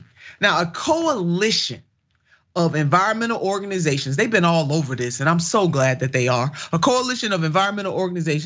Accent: Ohio, United States; my home state in East Palestine, Ohio

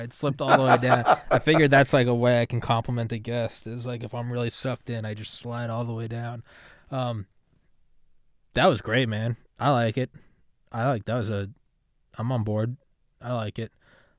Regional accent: New England, United States; I'm from God, New England.

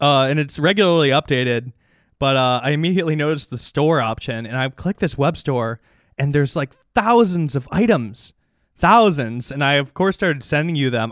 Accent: Chicago, Illinois, United States; as a Chicagoan

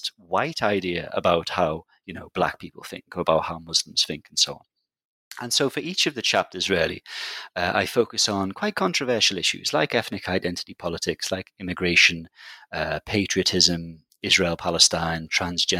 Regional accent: Liverpool, North West England, United Kingdom; I'm from Liverpool, which is a big city in the UK

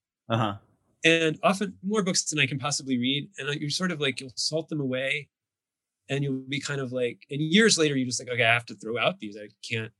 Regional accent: California, United States; also born or lived in Texas; we moved to California when I was like

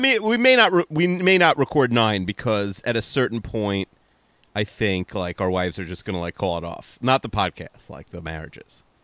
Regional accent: Five Towns, New York, United States; also born or lived in Queens, New York; we didn't move to the Five Towns till I was seven, and I didn't really ever live there again once I graduated high school

